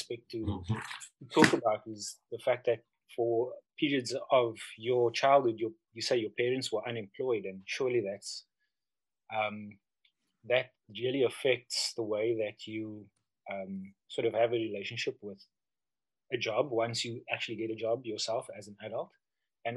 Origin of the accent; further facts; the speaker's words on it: Cape Town, Western Cape, South Africa; also born or lived in Kimberley; I was born in Kimberley, but we moved to Cape Town when I was quite young